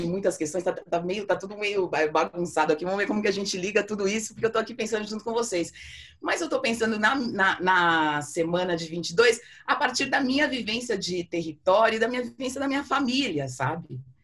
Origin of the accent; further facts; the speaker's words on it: Brazil; como brasileiros